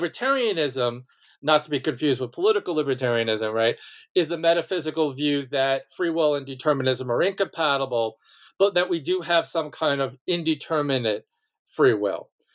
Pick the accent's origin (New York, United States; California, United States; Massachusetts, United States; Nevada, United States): New York, United States; Malverne; born or raised there